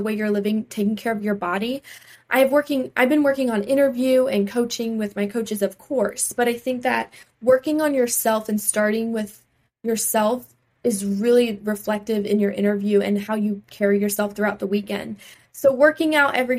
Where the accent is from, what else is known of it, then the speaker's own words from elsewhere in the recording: North Myrtle Beach, South Carolina, United States; the city of North Myrtle Beach is my hometown I grew up